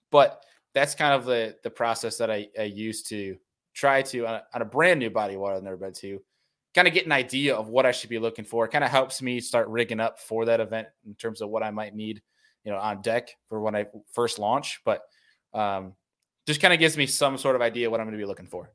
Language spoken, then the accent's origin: English; Rochester, New York, United States; moved away as an adult; also born or lived in Finger Lakes, New York; now in Buffalo, United States; I grew up in Rochester, New York